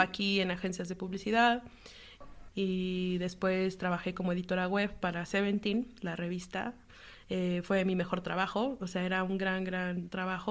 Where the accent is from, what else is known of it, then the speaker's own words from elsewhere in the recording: Mexico City, Mexico; moved away as an adult; now in Paris, France; soy de aquí del DF todavía, CDMX